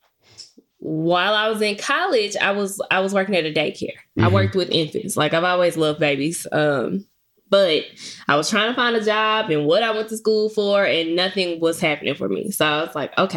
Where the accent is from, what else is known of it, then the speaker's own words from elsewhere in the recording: Memphis, Tennessee, United States; moved away as an adult; also born or lived in Murfreesboro, Tennessee; I'm not from the area, I'm from Memphis.